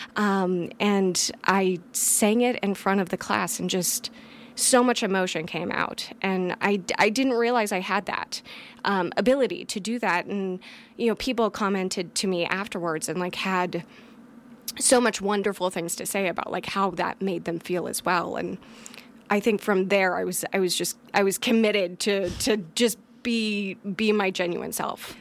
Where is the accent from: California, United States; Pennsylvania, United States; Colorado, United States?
California, United States; Grass Valley; So I was born and raised in Grass Valley, California.